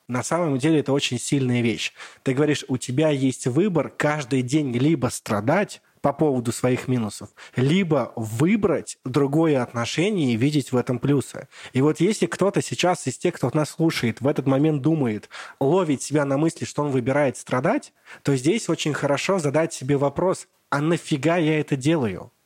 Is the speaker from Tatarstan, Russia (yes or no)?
yes; Bugulma, Tatarstan, Russia; я родом с Бугульмы, с маленького городка